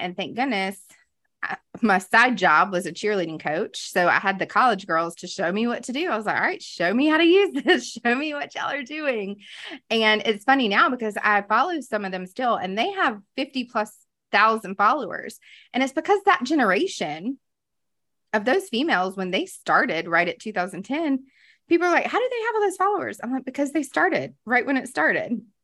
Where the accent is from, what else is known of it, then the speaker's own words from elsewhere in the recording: Greenville, South Carolina, United States; moved away as an adult; now in Charlotte, United States; I grew up in the Carolinas. I am from here, originally from Greenville, South Carolina, now living in the Queen City